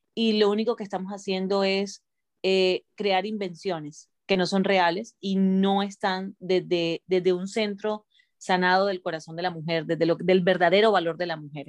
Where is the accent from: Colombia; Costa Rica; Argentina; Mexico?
Colombia; moved away as an adult; also born or lived in Miami, United States; now in United States; yendo y viniendo desde Colombia a Miami